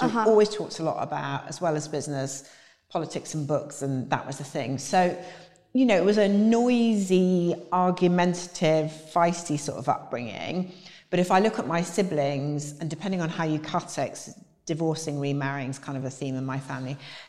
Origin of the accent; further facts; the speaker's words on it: Yorkshire and the Humber, United Kingdom; So I grew up in Yorkshire, which mm-hmm. you wouldn't gather anymore